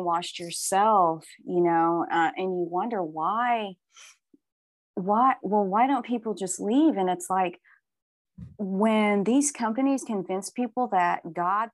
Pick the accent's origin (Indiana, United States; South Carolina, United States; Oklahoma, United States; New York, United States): Oklahoma, United States; I'm from Oklahoma. This is the Bible Belt